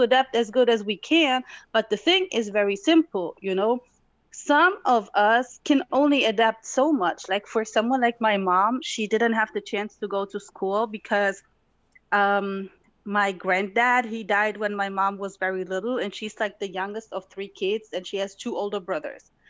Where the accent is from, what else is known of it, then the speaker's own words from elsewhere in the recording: Tetouan, Tanger-Tetouan-Al Hoceima, Morocco; now in Germany; I was born in Morocco, in North Morocco, to be exact. Um, it's a beautiful city, but goes by the name of Tetuan. I was born there.